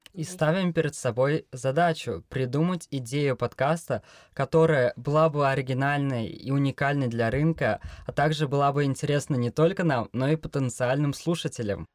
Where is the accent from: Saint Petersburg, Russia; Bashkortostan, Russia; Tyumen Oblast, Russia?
Bashkortostan, Russia; Ufa; мне двадцать лет, я из Уфы